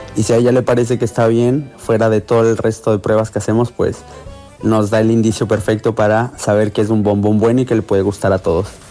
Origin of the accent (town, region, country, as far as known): Ecuador; moved away as an adult; also born or lived in Barcelona, Spain